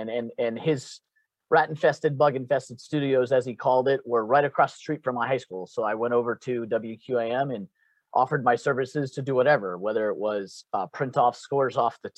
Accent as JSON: {"language": "English", "town": "Pembroke Pines", "region": "Florida", "country": "United States", "tie": "born or raised there", "moved": "yes", "said": "I'm originally from down in South Florida, born and raised in Pembroke Pines. So I'm a native of South Florida."}